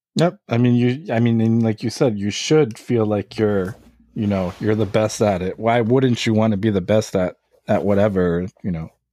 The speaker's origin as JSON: {"language": "English", "town": "Lviv", "region": "Lviv Oblast", "country": "Ukraine", "tie": "born or raised there", "moved": "yes", "lives_now": "United States", "said": "I'm from Lviv, Ukraine. I was born there, and then I immigrated here."}